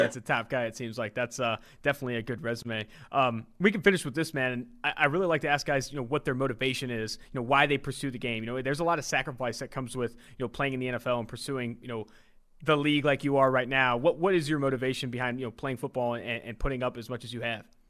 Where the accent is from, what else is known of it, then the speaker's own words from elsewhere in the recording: California, United States; also born or lived in Ohio; now in Cincinnati, United States; I'm from, um, California